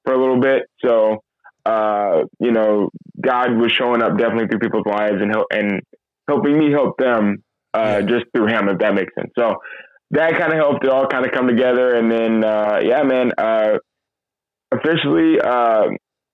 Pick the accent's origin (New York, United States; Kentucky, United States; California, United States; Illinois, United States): California, United States; California, born and raised